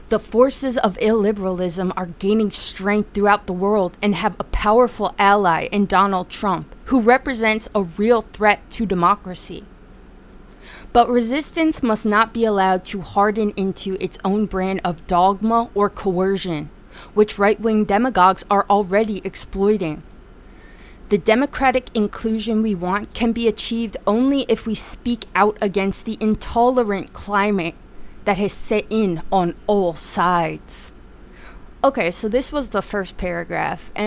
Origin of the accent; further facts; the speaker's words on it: United States; my experience as an American